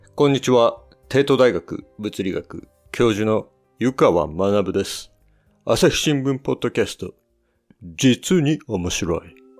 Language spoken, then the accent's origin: Japanese; United States; also born or lived in Australia; アメリカ生まれでオーストラリアに1年、高校生16歳の時に行ってまして